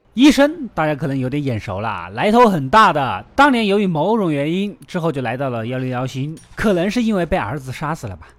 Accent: China; 我们中国人

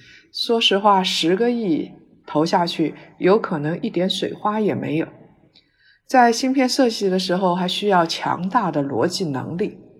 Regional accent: China; 我们中国人的教育是应试教育，

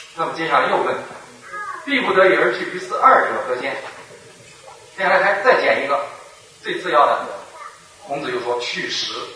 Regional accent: Henan, China; moved away; 今天河南我的老家还是咱们人口最多的省份

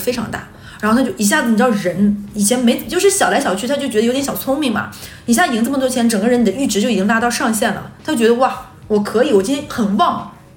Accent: Northeast China, China; 我们几个人都是东北人

